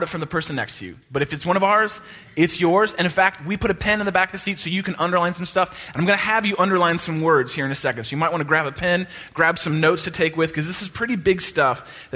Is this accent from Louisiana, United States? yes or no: no; East Bay of San Francisco, California, United States; I went to a private Christian high school in where I grew up in the East Bay of San Francisco